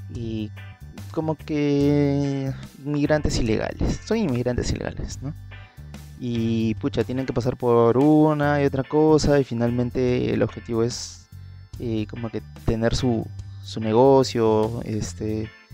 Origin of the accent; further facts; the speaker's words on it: Peru; aquí en, en mi país, que se utiliza más aquí en Perú